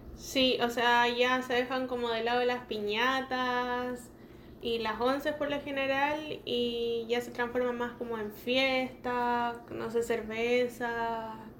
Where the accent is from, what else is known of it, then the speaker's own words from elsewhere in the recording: Chile; moved away as an adult; now in Toronto, Canada; soy chilena, eh, actualmente viviendo en Toronto, Canadá hace tres años